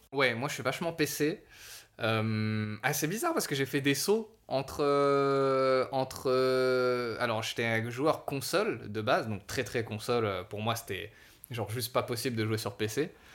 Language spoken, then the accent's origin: French; Savoie, Auvergne-Rhône-Alpes, France; je suis savoyard